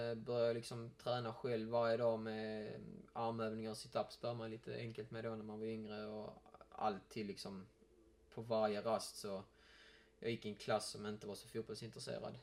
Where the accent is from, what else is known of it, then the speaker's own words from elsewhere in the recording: Malmö, Skåne, Sweden; jag är ju uppväxt i Malmö